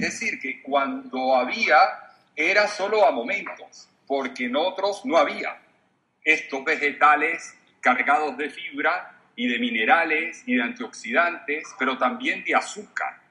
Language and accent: Spanish; Venezuela; moved away; La cadena más importante de radio en mi país estaba feliz de tenerme